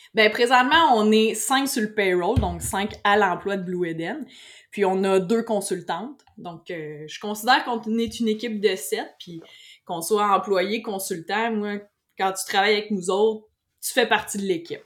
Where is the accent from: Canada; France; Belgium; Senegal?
Canada; Saint-Hyacinthe, Quebec; also born or lived in Beloeil / Mont-Saint-Hilaire area; je suis originaire de Saint-Hyacinthe, puis j'ai encore Saint-Hyacinthe tatoué sur le cœur.